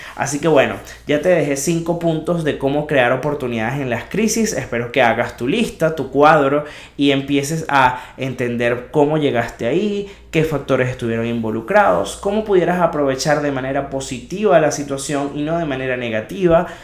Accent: Venezuela; moved away; Venezuela, ese país que amo y de donde vengo

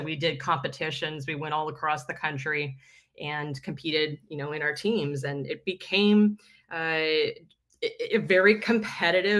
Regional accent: Fort Worth, Texas, United States; I grew up in Fort Worth, Texas, which is, it's not Dallas.

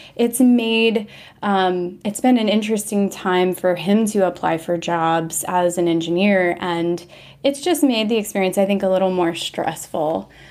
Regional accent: Washington, District of Columbia, United States; now in Austin, United States; I'm originally from Washington, D C, metro area, but I currently live in Austin, Texas

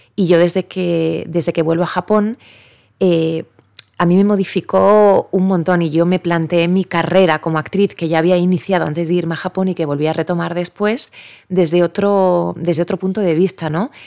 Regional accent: Spain; also born or lived in Japan; somos españoles

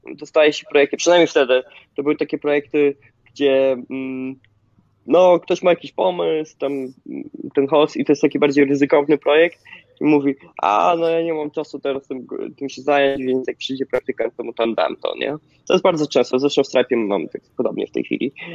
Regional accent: small village near Zambrów, Podlaskie Voivodeship, Poland; moved away as an adult; now in San Francisco, United States; Ja pochodzę z małej wsi na Podlasie, zresztą gdzie teraz jestem, odwiedzam akurat rodziców. Nie nadaję z San Francisco, tylko e, z małej wsi pod Zambrowem.

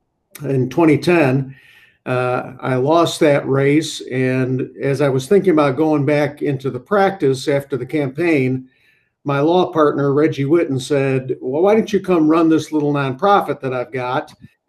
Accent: Syracuse, New York, United States; I grew up in upstate New York, Syracuse, and I was the son of a blue-collar worker and a stay-at-home mom

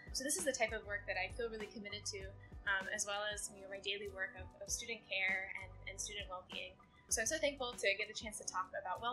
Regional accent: Birmingham, Alabama, United States; moved away as an adult; also born or lived in Southern California; now in Singapore; I grew up in Birmingham, Alabama

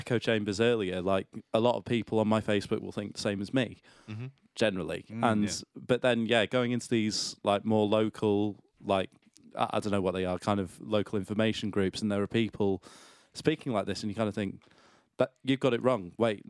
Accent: Yorkshire and the Humber, United Kingdom; I'm from North Yorkshire.

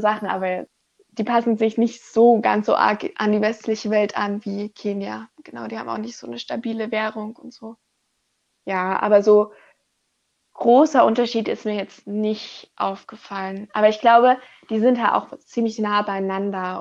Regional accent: Germany; ich komme aus Deutschland, ich komme nicht aus Europa

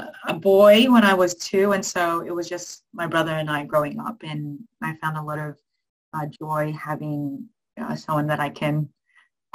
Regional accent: Sydney, New South Wales, Australia; also born or lived in Philippines; I grew up in Western Sydney. My parents are from the Philippines, and when I was one, they made a decision to make their way to this wonderful country.

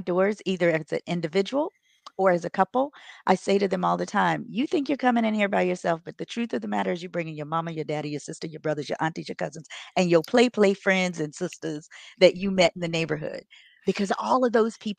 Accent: Buffalo, New York, United States; also born or lived in Maryland; now in Charleston, United States; I'm originally from Buffalo, New York via Maryland, and I now live in Charleston, South Carolina.

